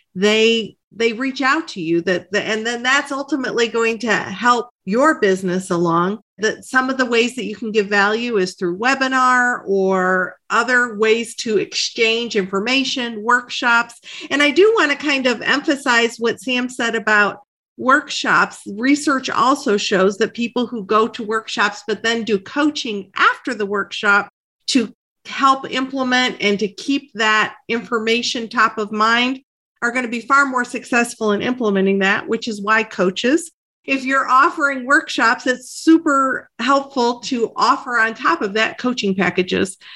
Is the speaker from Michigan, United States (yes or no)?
yes; Michigan, United States; we were both born and raised in Michigan